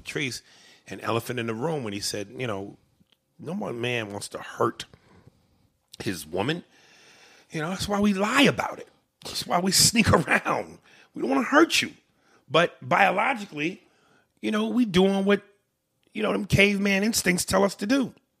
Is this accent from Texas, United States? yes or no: no; Boston, Massachusetts, United States; And nigga, I'm from Boston, Massachusetts.